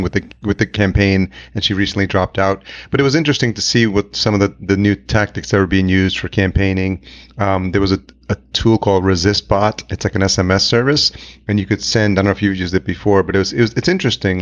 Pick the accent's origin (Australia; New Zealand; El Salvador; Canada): El Salvador; moved away; I'm Hispanic. I was born in El Salvador